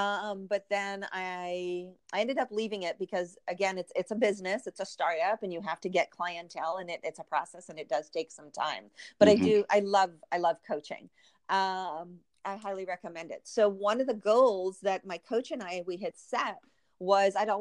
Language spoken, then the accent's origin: English; Trinidad & Tobago; moved away; my home country of Trinidad